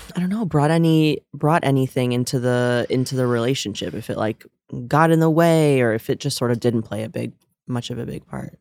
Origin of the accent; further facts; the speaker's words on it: northern New Jersey, United States; now in New York, United States; I'm from northern New Jersey, but, like, very close by here